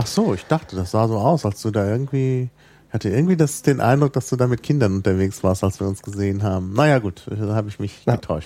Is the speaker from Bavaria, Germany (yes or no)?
no; Berlin, Germany; als äh, Berliner